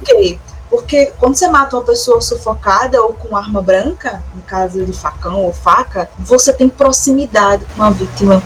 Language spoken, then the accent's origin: Portuguese; São João de Meriti, Rio de Janeiro, Brazil; eu sou meritiense, em São João do, do Meriti, no Rio de Janeiro.